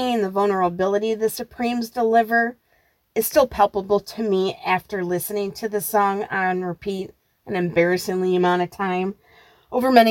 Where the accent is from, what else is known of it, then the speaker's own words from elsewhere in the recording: Detroit, Michigan, United States; moved away as an adult; I spent the first 33 years of my life in Metro Detroit